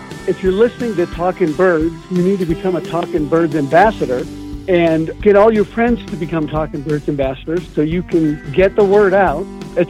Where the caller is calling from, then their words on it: Center, Colorado, United States; I'm calling from Center, Colorado.